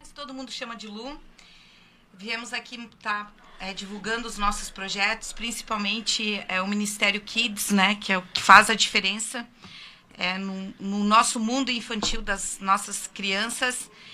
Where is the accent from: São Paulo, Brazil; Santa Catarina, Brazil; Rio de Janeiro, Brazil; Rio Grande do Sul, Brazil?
Santa Catarina, Brazil; Criciúma; Sou de Criciúma, aqui do bairro Pinheirinho.